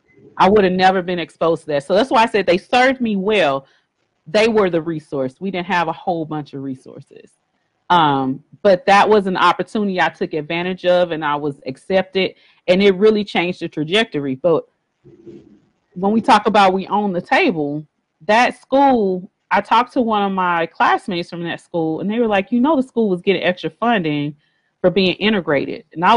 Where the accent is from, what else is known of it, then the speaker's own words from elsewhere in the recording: Miami, Florida, United States; also born or lived in Texas; But you know, I tell people I was born and raised in Texas, but I grew up in Miami. So Miami, Florida.